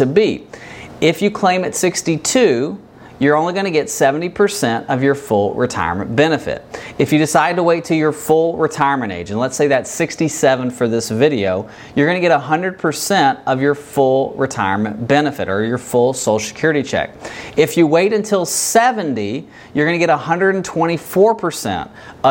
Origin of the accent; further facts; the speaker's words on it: Kentucky, United States; I'm from Kentucky.